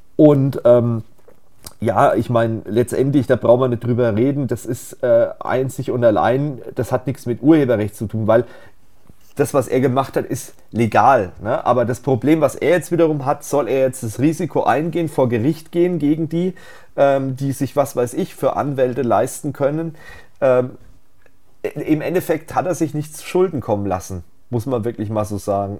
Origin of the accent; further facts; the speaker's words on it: Germany; bei uns in Deutschland